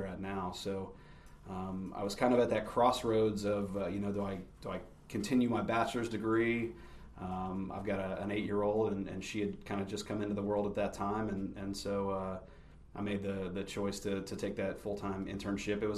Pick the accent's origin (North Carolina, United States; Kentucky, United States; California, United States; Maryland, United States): Kentucky, United States; Lexington; also born or lived in Cleveland, Ohio; Moved back down here 6 weeks or so after I was born.